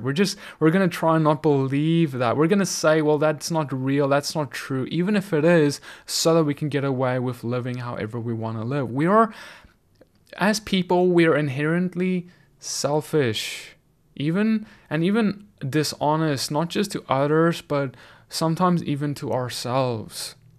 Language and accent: English; South Africa; now in United States; South Africa, my home country where I grew up